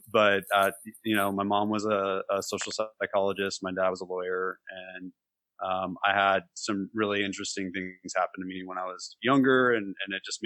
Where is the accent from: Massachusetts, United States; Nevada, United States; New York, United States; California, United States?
California, United States; moved away as an adult; also born or lived in Los Altos Hills, California / Los Angeles, California; now in Nashville, United States; I'm from California. So, born in Los Altos Hills near Palo Alto before Silicon Valley, back when it was acres of cows and gravel road, and moved to Los Angeles and went back up north to college